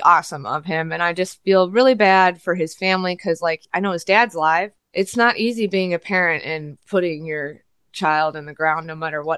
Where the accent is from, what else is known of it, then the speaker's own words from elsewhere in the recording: Midwest, United States; I was born in the Midwest